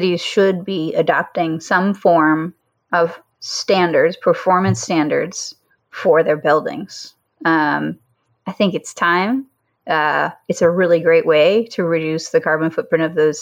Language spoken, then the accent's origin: English; Decatur, Georgia, United States; I grew up in Decatur, Georgia. It's like a suburb outside of Atlanta